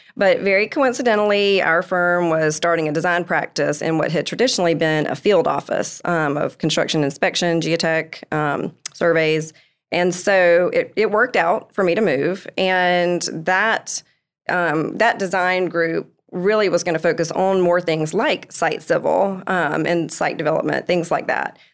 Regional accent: Columbia, South Carolina, United States; now in Greenville, United States; I'm from Columbia, I lived there my whole life, went to school, moving to the upstate

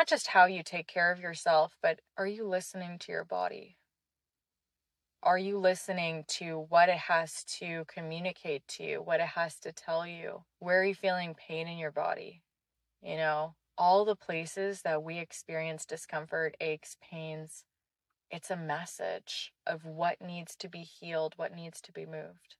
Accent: Canada; also born or lived in Israel; I did a lot of growing up in Canada too

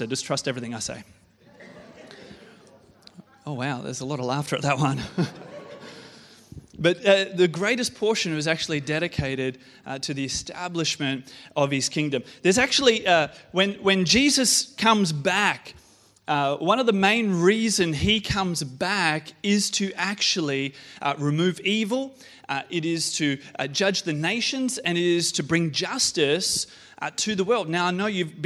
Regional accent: Australia; as an Aussie male

